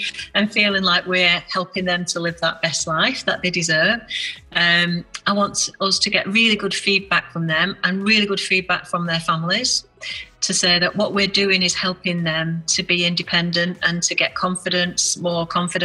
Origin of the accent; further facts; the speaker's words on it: Bolton, North West England, United Kingdom; Bolton is my Bolton is my hometown.